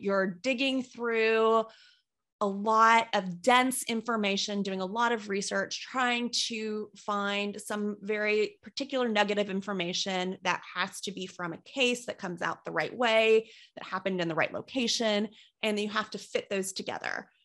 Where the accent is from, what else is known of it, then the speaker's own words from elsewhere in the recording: Kentucky, United States; moved away; I wasn't a big fan of the town where I grew up in, and I don't mean to knock it for anyone who has stayed there, but I was in a small city in Kentucky